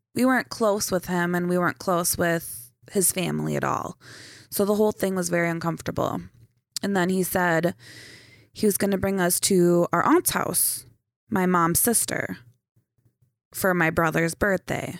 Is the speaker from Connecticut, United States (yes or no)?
no; St. Cloud, Minnesota, United States; also born or lived in Foley, Minnesota / Sauk Rapids, Minnesota / Chisholm, Minnesota; I was born in Saint Cloud